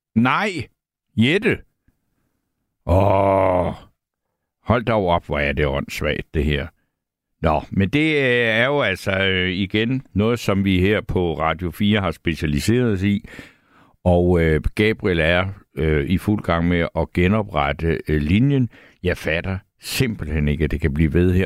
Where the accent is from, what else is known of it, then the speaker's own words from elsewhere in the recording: South Funen, Southern Denmark, Denmark; i min barndom hjemme på Sydfyn